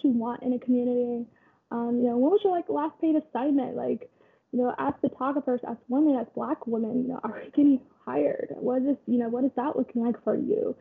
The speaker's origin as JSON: {"language": "English", "region": "Kansas", "country": "United States", "tie": "born or raised there", "also_born_or_lived": "Nairobi, Kenya / Oregon", "moved": "as an adult", "said": "I'm originally from Nairobi, Kenya. I grew up in Kansas, went to Oregon"}